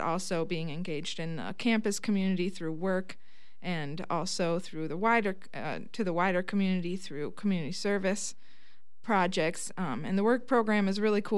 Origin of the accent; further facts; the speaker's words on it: Viroqua, Wisconsin, United States; I was here in Viroqua, and I was just graduating from the Laurel High School